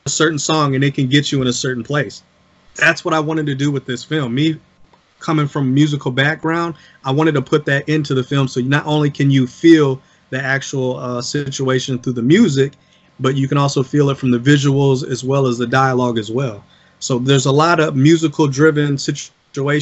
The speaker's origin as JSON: {"language": "English", "town": "South Bend", "region": "Indiana", "country": "United States", "said": "I'm from South Bend, Indiana. I'm from the same places as everybody else around the city"}